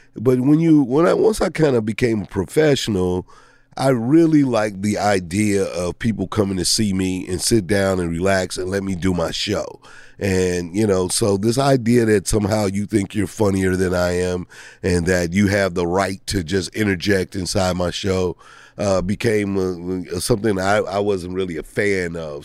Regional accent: St. Louis, Missouri, United States; moved away; I grew up in Saint Louis

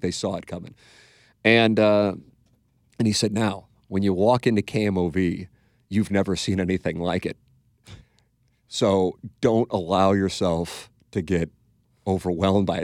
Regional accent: St. Louis, Missouri, United States; moved away as an adult; also born or lived in Little Rock; go work in my hometown

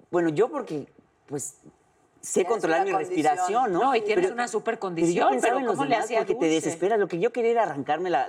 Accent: Yucatán, Mexico; como yucateco

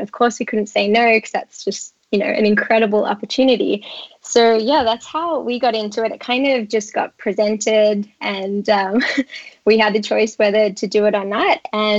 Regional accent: Australia; now in United States; you can probably tell by my accent, some people are probably thinking, she doesn't sound American. I'm actually Australian, and I moved to the US 5 years ago.

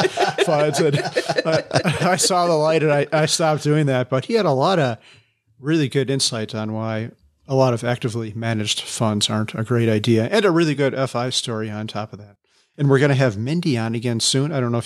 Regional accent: Chicago, Illinois, United States; accent: Chicago; Sometimes if I'm nervous or tired, my Chicago accent comes up, but I try to suppress it because I don't think it's pleasant.

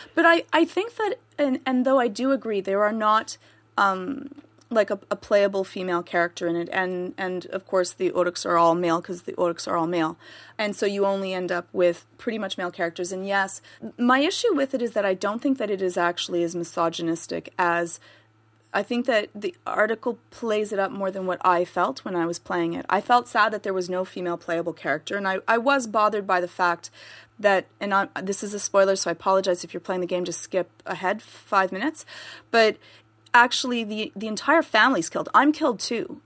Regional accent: Canada; I'm Canadian

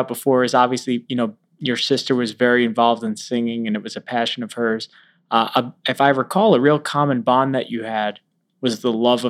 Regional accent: New York, United States; I grew up in Long Island in Manhattan.

